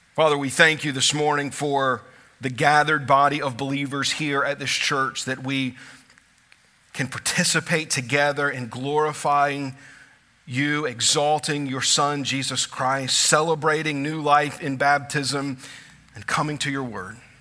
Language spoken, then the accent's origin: English; South Louisiana, United States; I grew up in South Louisiana. My family had always lived in South Louisiana